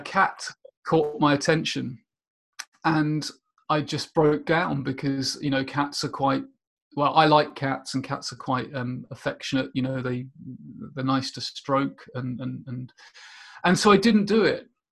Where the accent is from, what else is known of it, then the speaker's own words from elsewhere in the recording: Portsmouth, South East England, United Kingdom; also born or lived in Rochester, Minnesota, United States; I spent most of my time uh, growing up in the UK in a suburb just outside Portsmouth.